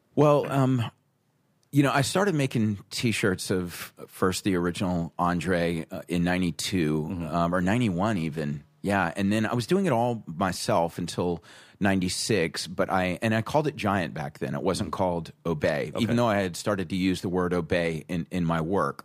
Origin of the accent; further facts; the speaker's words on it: South Carolina, United States; moved away as an adult; also born or lived in Rhode Island; I'm from South Carolina, where it's, it's very traditional art